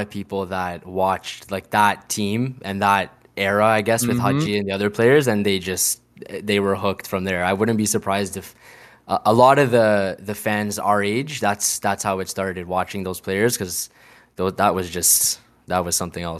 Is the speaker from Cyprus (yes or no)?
yes; Northern Cyprus, Cyprus; I'm actually from Northern Cyprus, so she used to bring back whatever the latest kit was from Cyprus